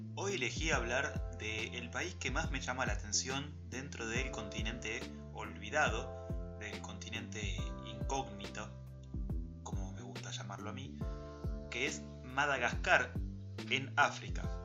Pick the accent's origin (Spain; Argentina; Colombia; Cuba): Argentina; nos definen como argentino y como sociedad